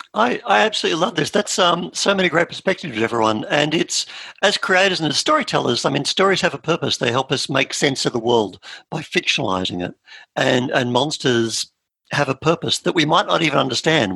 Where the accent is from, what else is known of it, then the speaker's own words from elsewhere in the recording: Australia; we're Australian.